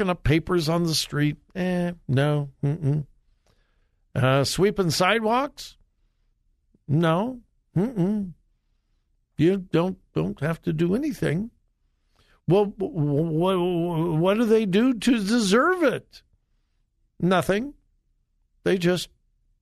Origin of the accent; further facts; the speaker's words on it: Los Angeles County, California, United States; moved away as an adult; I was born and raised in Los Angeles County. Spent, the first 21 years of my life in Los Angeles County